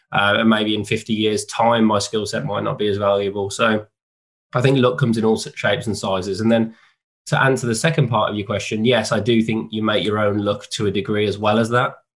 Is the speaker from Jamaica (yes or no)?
no; West Midlands, United Kingdom; I grew up in the in the West Midlands where I still live now